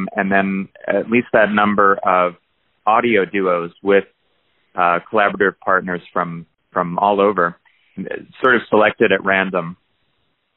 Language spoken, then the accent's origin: English; New Jersey, United States; now in Athens, United States; I grew up in New Jersey